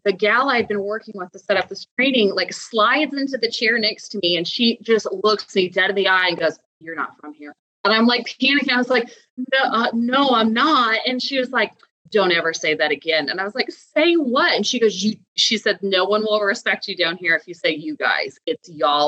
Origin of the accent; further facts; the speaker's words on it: Midwest, United States; now in Atlanta, United States; I am not from here. I am from the Midwest